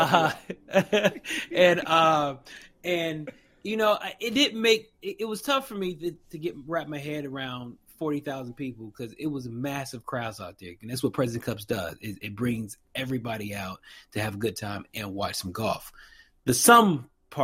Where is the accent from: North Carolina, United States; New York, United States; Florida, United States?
North Carolina, United States; Charlotte; my hometown, Quail Hollow Clubs in Charlotte, North Carolina